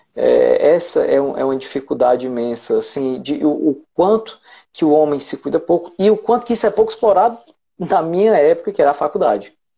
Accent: Ceará, Brazil; eu sou do Ceará

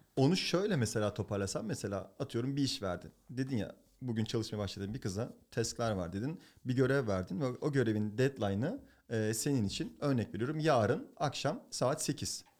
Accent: Turkey; moved away as an adult; now in United States; Ben Türk erkeğim

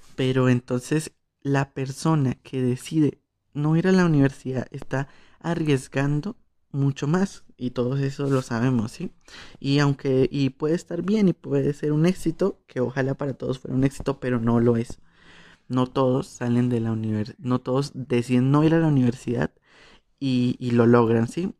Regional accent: Colombia

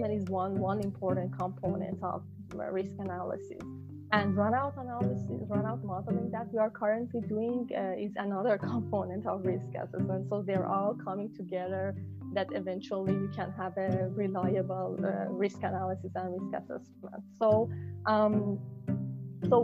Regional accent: Shiraz, Fars, Iran; moved away as an adult; also born or lived in Italy / Waterloo, Canada; I'm originally from Shiraz, Iran

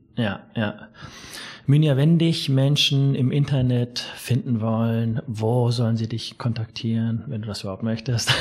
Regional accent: Erlangen, Bavaria, Germany; von dort ist meine Mutter mhm. nach Erlangen und ich komme aus Erlangen.

